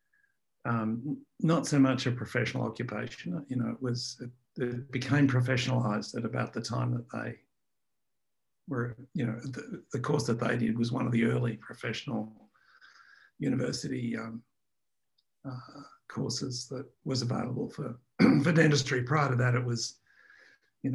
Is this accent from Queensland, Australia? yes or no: no; Melbourne, Victoria, Australia; I was born in Melbourne